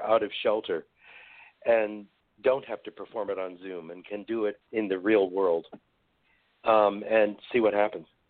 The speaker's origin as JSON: {"language": "English", "area": "San Francisco Bay Area", "region": "California", "country": "United States", "tie": "born or raised there", "said": "I grew up here in the Bay Area"}